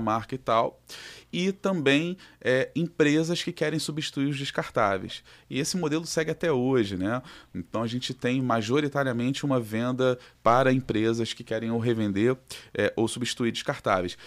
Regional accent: Rio de Janeiro, Brazil; aqui do Rio de Janeiro, somos do Rio.

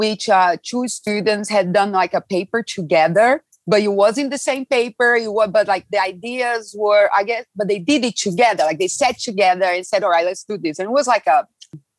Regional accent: Brazil; now in Texas, United States; I'm from Brazil. So I came to America a long time ago as a volleyball player

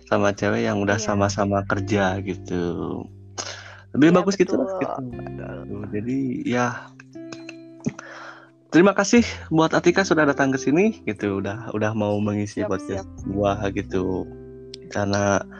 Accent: West Java, Indonesia; aku orang Sunda gitu ya emang aku nggak bisa jauh dari orang tua gitu

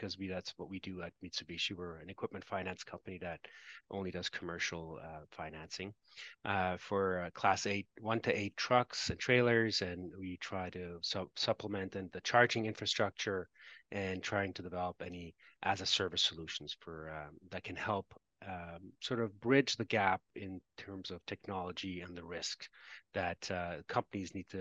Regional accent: Canada; I'm Canadian, so I've worked in Canadian companies

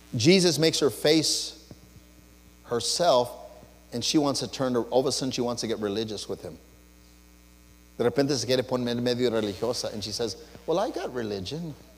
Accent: Los Angeles, California, United States; I was born and raised in East

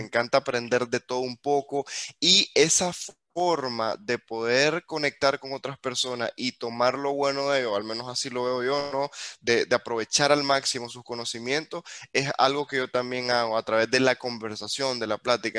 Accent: Nicaragua; nosotros como nicaragüenses crecimos sin tantas oportunidades

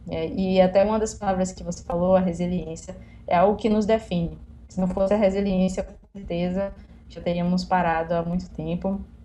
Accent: Salvador, Bahia, Brazil; eu sou de Salvador, Bahia

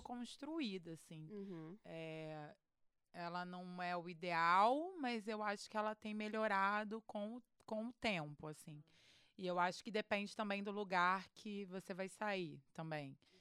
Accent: Rio de Janeiro, Brazil; eu sou do Rio

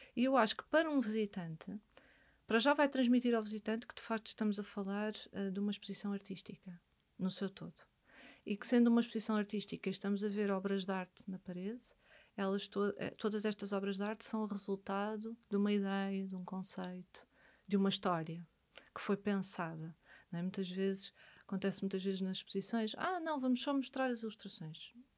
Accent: Amadora, Lisbon, Portugal; nasci na Amadora e vivi na Amadora

